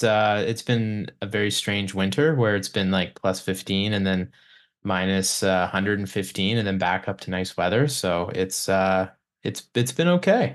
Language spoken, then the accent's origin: English; Hinton, Alberta, Canada; now in Edmonton, Canada; I'm from Hinton, so I'm used to them.